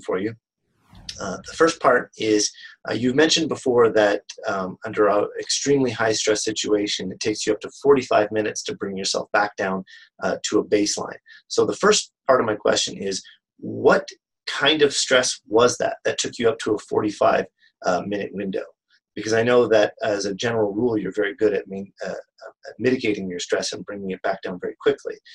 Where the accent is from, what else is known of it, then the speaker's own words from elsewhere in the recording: Canada; I'm from Canada, and I am an author